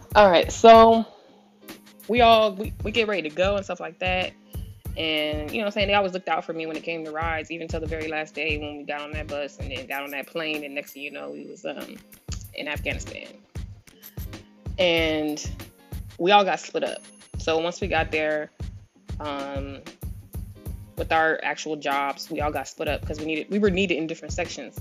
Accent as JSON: {"language": "English", "town": "San Diego", "region": "California", "country": "United States", "moved": "as an adult", "said": "I'm originally from San Diego"}